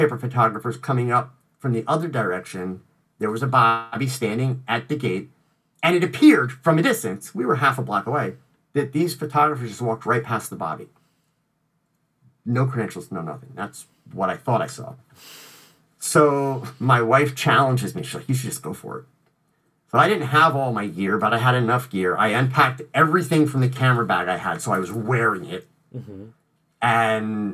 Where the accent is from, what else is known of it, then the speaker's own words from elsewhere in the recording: United States; I'm from the United States